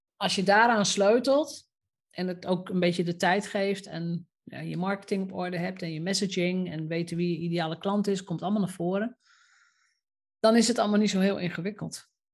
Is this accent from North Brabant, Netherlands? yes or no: no; Roden, Drenthe, Netherlands; moved away; ik ben opgegroeid in Rode, wat toen nog een iets kleiner dorp was dan nu